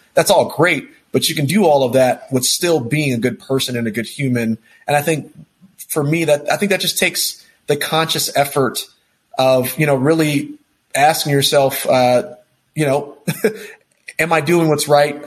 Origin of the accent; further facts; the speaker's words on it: Texas, United States; also born or lived in New York / California; now in Denver, United States; I'm a guy from Texas, uh, born and raised.